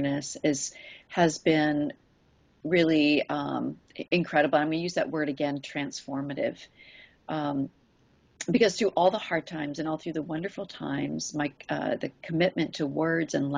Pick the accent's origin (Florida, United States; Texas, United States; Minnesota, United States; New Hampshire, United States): New Hampshire, United States; moved away as an adult; also born or lived in Kodiak, Alaska; now in Alaska, United States; I grew up in New Hampshire